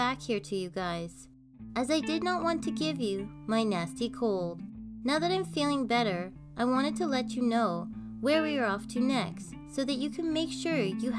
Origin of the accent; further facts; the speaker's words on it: Canada; This is a Canadian podcast about the myths, legends, and just good old stories Canada has to tell.